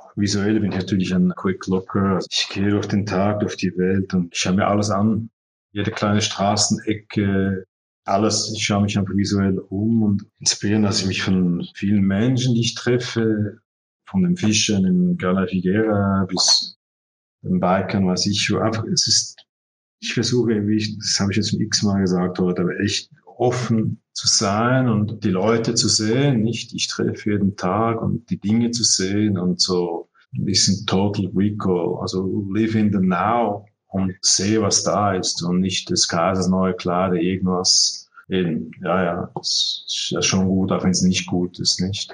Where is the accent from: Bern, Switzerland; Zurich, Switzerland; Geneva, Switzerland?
Zurich, Switzerland; also born or lived in Barcelona; ich bin ja hier geboren in Zürich und studiert